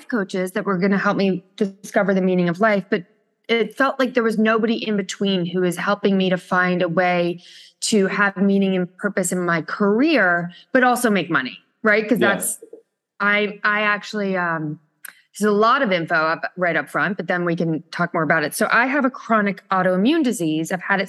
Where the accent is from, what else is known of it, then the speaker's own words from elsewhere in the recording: Connecticut, United States; moved away as an adult; now in New York City, United States; I'm from New York, or I'm really from Connecticut, but I've been in New York climbing that corporate ladder for the last 21 years